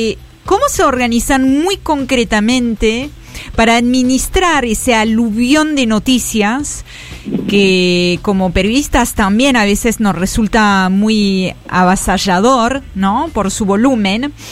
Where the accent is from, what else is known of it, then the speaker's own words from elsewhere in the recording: France; Yo soy francesa, así que estoy como leyendo